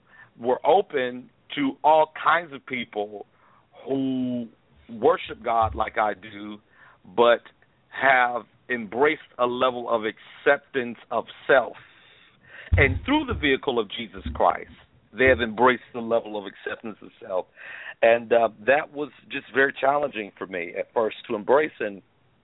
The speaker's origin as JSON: {"language": "English", "town": "Columbia", "region": "South Carolina", "country": "United States", "tie": "born or raised there", "moved": "yes", "lives_now": "Indianapolis, United States", "said": "I was born in Columbia, South Carolina"}